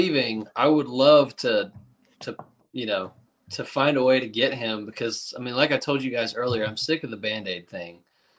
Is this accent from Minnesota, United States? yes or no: no; Raleigh, North Carolina, United States; also born or lived in Clemson area, South Carolina; now in Clemson, United States; I'm not from the Charlotte area. I'm from the Raleigh area. So I am from North